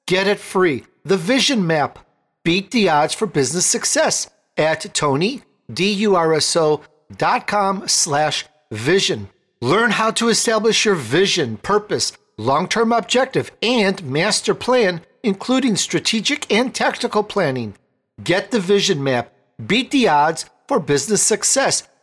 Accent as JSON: {"language": "English", "country": "Italy", "tie": "born or raised there", "moved": "yes", "lives_now": "United States", "said": "my family, we're immigrants from Italy. I was born in Italy, and it's such a different place now"}